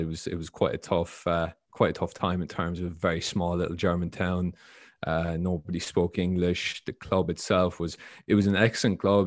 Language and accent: English; Ireland; moved away; I grew up in Ireland